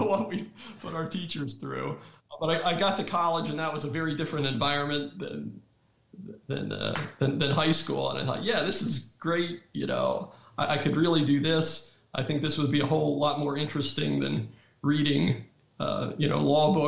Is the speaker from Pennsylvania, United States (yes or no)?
yes; Pennsylvania, United States; moved away; also born or lived in North Carolina; I grew up a New York Yankees fan because I grew up in Pennsylvania